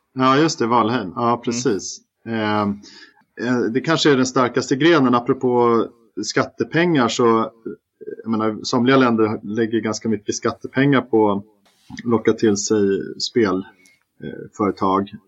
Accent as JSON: {"language": "Swedish", "town": "Stockholm", "region": "Stockholm County", "country": "Sweden", "also_born_or_lived": "Malmö", "said": "Jag är ju stockholmare som alla hör"}